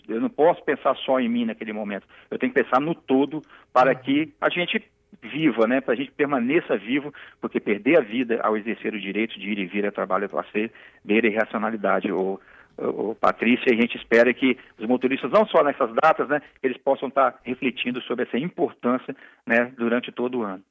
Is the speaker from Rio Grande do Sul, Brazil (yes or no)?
no; Cariacica, Espírito Santo, Brazil; sou de Cariacica, né, Campo Grande